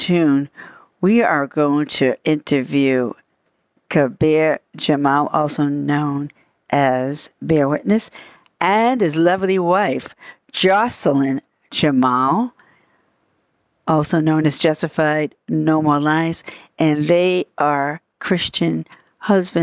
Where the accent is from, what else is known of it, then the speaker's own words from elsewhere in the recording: Boston, Massachusetts, United States; accent: Bostonian; They're from the Boston area like I am.